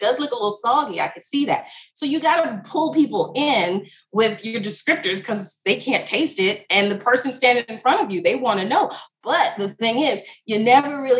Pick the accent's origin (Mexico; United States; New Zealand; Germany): United States; Alabama; I'm born and raised in Alabama, but my family is Jamaican and Trinidad